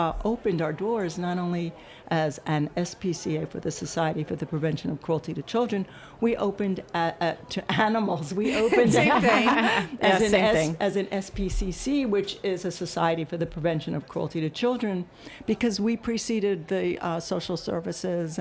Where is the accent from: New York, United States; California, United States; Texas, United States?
New York, United States; New York City; also born or lived in Yonkers, New York; now in Los Angeles, United States; I was born in the Bronx, but then, you know, pretty much went to school in Manhattan and college in Manhattan